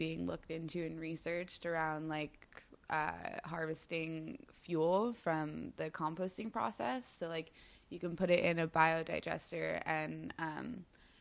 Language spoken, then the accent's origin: English; New York, United States; also born or lived in Berkeley; we both moved back to New York after college because we're both from New York